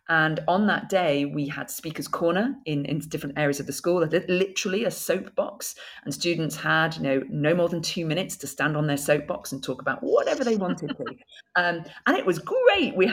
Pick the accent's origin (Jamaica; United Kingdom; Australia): United Kingdom; Bolton, North West England; accent: northern; my northern accent growing up in Bolton um, has, has, gone.